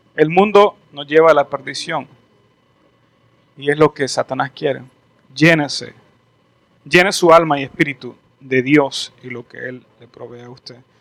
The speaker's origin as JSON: {"language": "Spanish", "country": "El Salvador", "tie": "born or raised there", "also_born_or_lived": "Canada", "moved": "as an adult", "said": "Yo me fui de El Salvador me fui a, estudiar a Canadá, viví en Canadá un tiempo, regresé"}